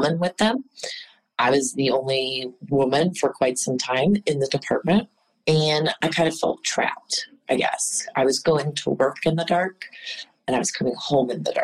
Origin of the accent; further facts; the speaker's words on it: Midwest, United States; moved away as an adult; also born or lived in St. Louis, Missouri / Illinois / West Coast / New York; now in Houston, United States; I grew up in the Midwest